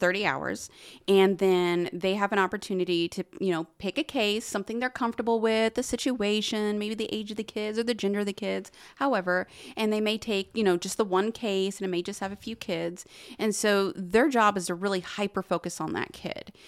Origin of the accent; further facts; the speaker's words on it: Muncie, Indiana, United States; I am from Muncie, born and raised